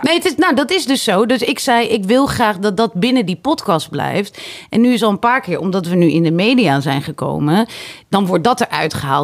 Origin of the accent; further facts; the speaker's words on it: Harderwijk, Gelderland, Netherlands; moved away; ik kom dus uit Harderwijk